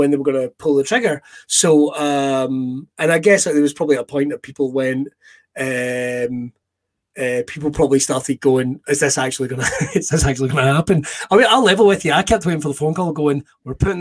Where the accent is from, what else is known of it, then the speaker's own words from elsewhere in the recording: Irvine, Scotland, United Kingdom; I grew up in Irvine.